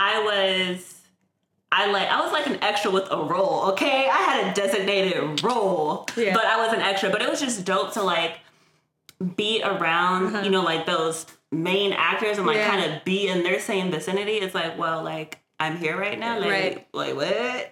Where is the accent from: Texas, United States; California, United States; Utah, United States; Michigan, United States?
California, United States; San Francisco; I am born and raised in San Francisco, California